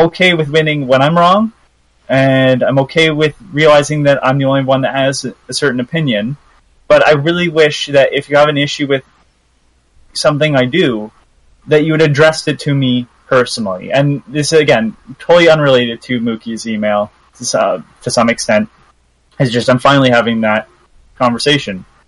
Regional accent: Canada; I'm Canadian

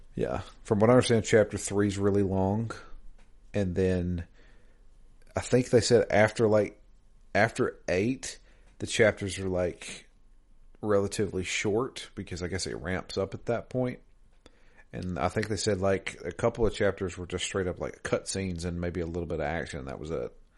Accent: Georgia, United States; I'm I'm from Georgia

